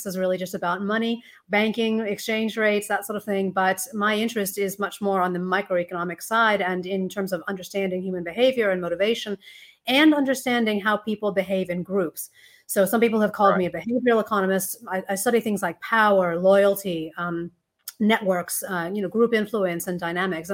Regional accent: United States; now in Australia; you may hear from the accent that I am not born and raised in Australia, although I am a naturalized citizen. But I was born in the US

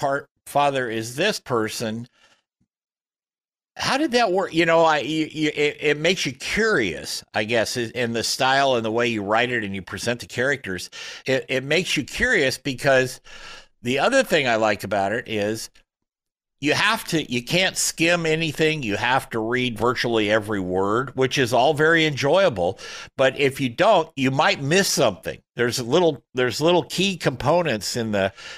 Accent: Portland, United States; We're both from the Portland area

